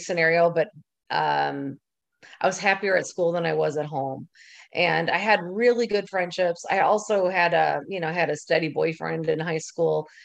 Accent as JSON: {"language": "English", "town": "Oconomowoc", "region": "Wisconsin", "country": "United States", "also_born_or_lived": "Minnesota / La Crosse, Wisconsin", "moved": "yes", "lives_now": "Florida, United States", "said": "we do come from a great town. I think I love Oconomowoc"}